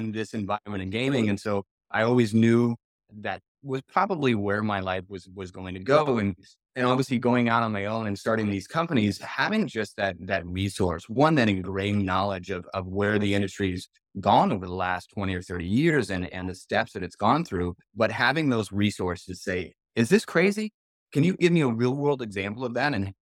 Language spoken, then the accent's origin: English; Las Vegas, Nevada, United States; Growing up in Las Vegas, I literally was born and raised in this industry.